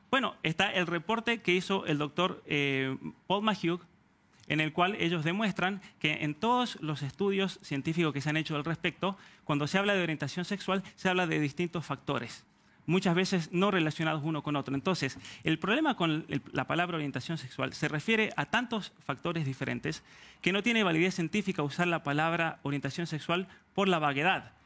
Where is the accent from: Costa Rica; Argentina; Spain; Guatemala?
Argentina; now in Canada; Argentina, de donde soy oriundo